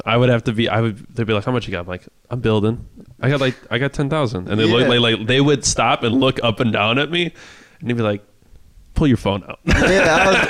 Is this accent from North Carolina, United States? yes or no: no; the Midwest, Wisconsin, United States; I'm from the Midwest.